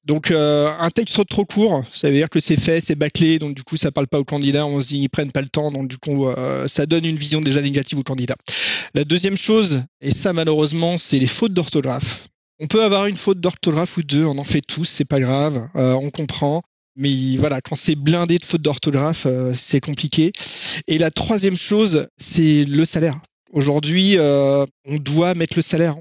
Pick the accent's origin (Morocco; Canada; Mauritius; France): France; On est français